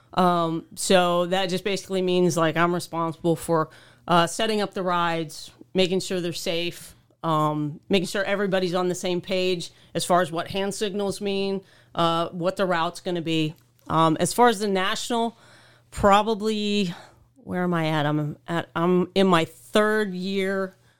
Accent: Oklahoma, United States; moved away as an adult; now in New York, United States; I grew up in Oklahoma

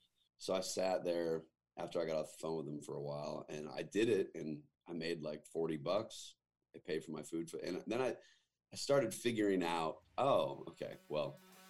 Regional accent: Northwest, United States; So I grew up in the Northwest, was born 9 months after Mount St. Helens erupted to a musician and a waitress who were both married to other people at the time.

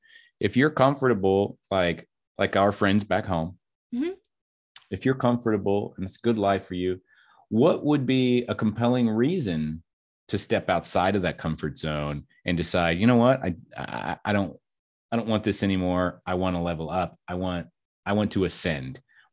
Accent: Kentucky, United States; now in Texas, United States; We're from Kentucky, and I was able to drop the accent. She was not.

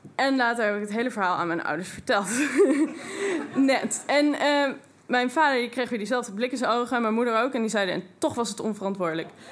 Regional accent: Twente, Overijssel, Netherlands; En ik kom uit Twente.

